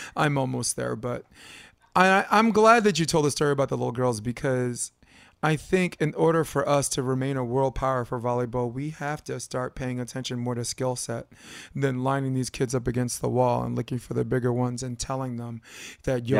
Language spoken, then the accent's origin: English; New York, United States; moved away as an adult; I'm from New York